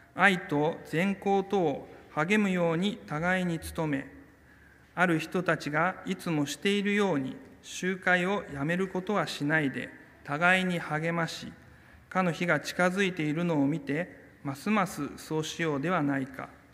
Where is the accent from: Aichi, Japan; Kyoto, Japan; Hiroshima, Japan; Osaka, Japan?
Kyoto, Japan; also born or lived in Hakodate, Hokkaido; 私の生まれは北海道の函館ですが、え4歳の時に京都に引っ越ししまして小さい頃からずっと京都教会に通っていました